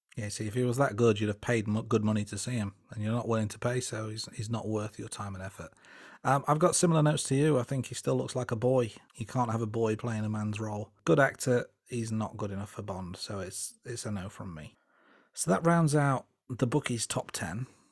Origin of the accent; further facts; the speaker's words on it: England, United Kingdom; I am English and I'm age thirty-seven